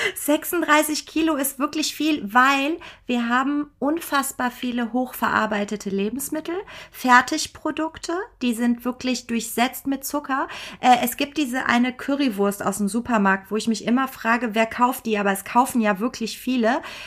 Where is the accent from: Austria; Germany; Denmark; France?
Germany; bei uns in Deutschland